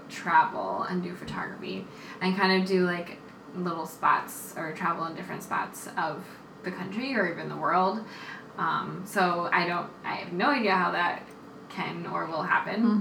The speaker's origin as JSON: {"language": "English", "town": "Minneapolis", "region": "Minnesota", "country": "United States", "tie": "born or raised there", "moved": "yes", "lives_now": "New York, United States", "said": "I've been in Minneapolis, my hometown"}